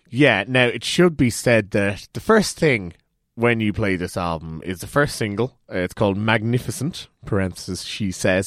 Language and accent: English; Ireland; we're Irish